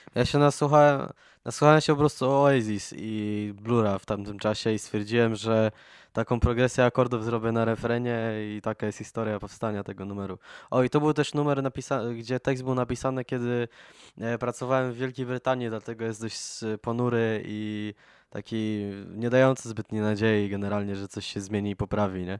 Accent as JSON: {"language": "Polish", "country": "Poland", "said": "jesteśmy jednak zespołem z Polski"}